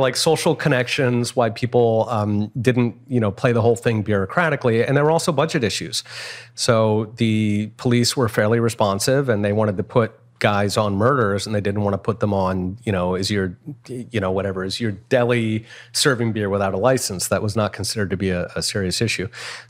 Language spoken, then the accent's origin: English; Philadelphia, Pennsylvania, United States; so I grew up in Philadelphia and in the 70s, and Philadelphia was kind of a rough town.